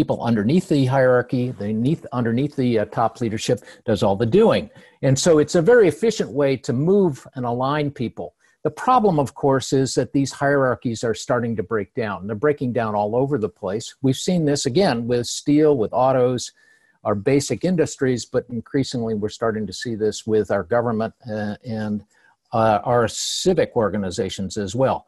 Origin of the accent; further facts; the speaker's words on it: Cleveland, Ohio, United States; I'm from Cleveland. I grew up there and I saw the steel mills closing down